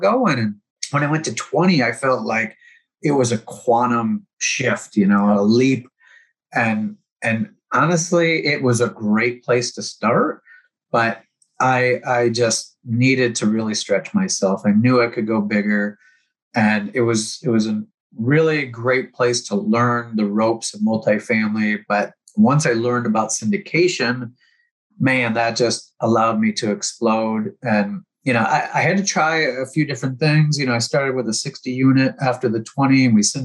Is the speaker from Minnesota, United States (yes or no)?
no; Houston, Texas, United States; I'm from Houston